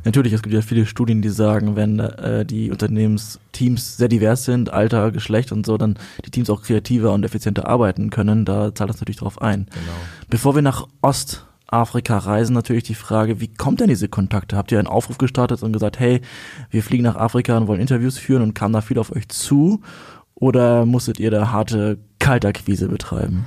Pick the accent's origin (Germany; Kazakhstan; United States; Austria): Kazakhstan; moved away; wurde geboren in Kasachstan